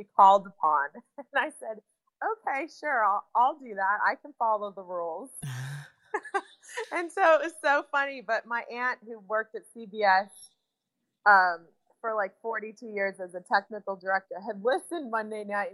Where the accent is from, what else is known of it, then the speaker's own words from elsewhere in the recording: United States; I am from America